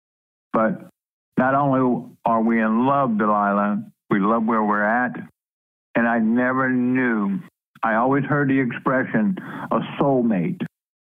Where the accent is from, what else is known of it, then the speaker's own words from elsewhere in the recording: Louisiana, United States; moved away; I was born and raised in Louisiana, actually on the bayous of Louisiana.